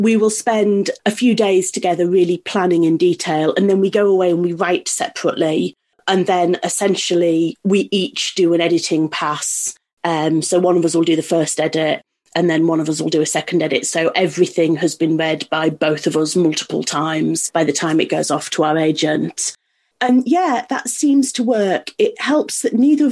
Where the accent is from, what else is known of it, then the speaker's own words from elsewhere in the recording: Yorkshire and the Humber, United Kingdom; I'm from North Yorkshire